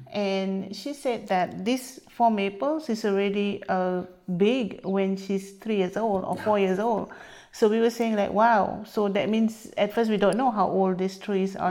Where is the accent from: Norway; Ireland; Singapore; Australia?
Singapore; also born or lived in Canada; now in Champlain, United States; I was from Singapore, bred and uh, raised there before I come to North America.